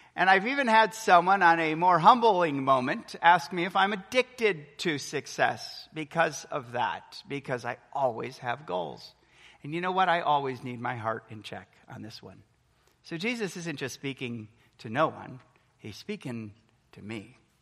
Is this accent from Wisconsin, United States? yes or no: yes; Milwaukee, Wisconsin, United States; moved away as an adult; also born or lived in Texas; I remember growing up for 22 years, born and raised in Milwaukee, Wisconsin.